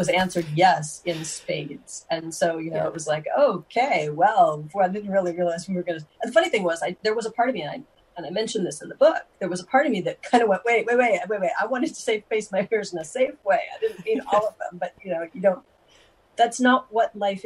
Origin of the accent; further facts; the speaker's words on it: United States; being an American